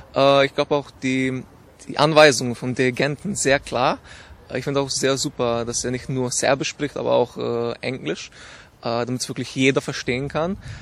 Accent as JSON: {"language": "German", "country": "Slovenia", "moved": "yes", "lives_now": "Graz, Austria", "said": "ich komme aus Slowenien"}